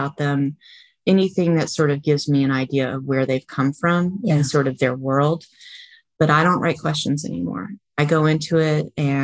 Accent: Vermont, United States; now in Florida, United States; I grew up in Vermont, right on the Canadian

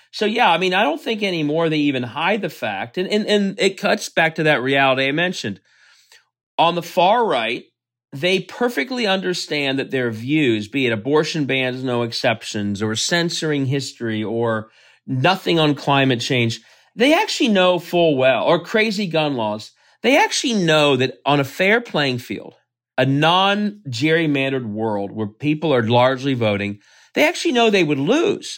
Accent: Cincinnati, Ohio, United States; moved away as an adult; also born or lived in Russia; I grew up in Cincinnati.

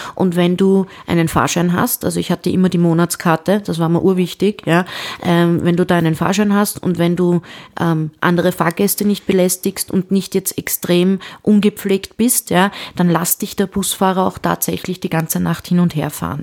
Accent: Vienna, Austria; bei uns in Wien

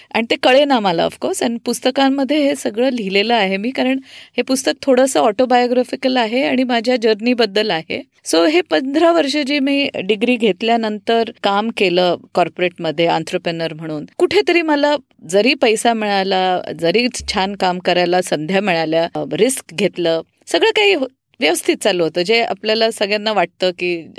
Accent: Pune, Maharashtra, India; also born or lived in Panchgani / Mumbai / Nashik; पुण्यात बऱ्यापैकी वाढलेली आहे त्याच्या आधी थोडे वर्ष पाचगणीला होतो आम्ही

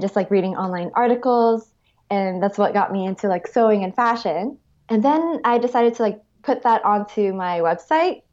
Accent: Honolulu, Hawaii, United States; moved away as an adult; also born or lived in Arizona / Santa Monica, California; now in Los Angeles, United States; I grew up in Hawaii and, uh, went to college at Arizona State University

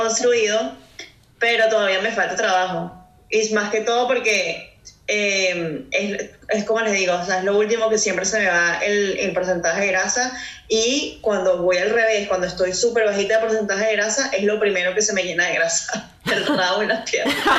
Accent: Caracas, Capital District, Venezuela; moved away as an adult; now in Houston, United States; soy de Caracas, Venezuela

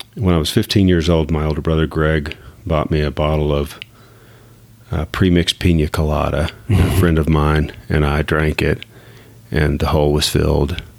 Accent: Abilene, Texas, United States; moved away as an adult; also born or lived in Dallas-Fort Worth area, Texas; now in Dallas-Fort Worth, United States; I grew up in Abilene, Texas

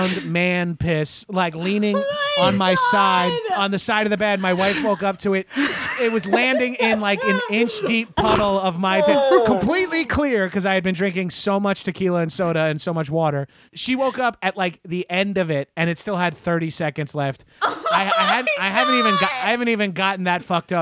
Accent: Bellmore, New York, United States; my hometown of Belmore, New York

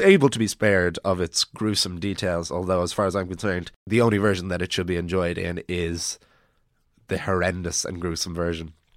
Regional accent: Ireland

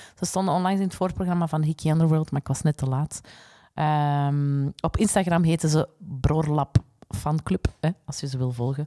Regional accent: Flanders, Belgium; wij als Vlamingen

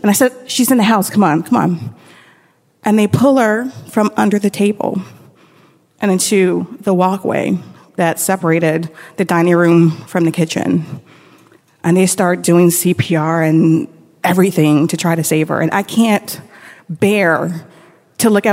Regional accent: Tampa, Florida, United States; we're going home from Brandon to Tampa

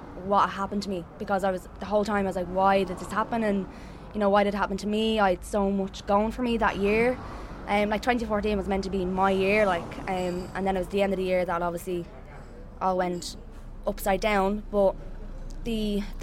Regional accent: Dublin, Leinster, Ireland; I'm from Dublin

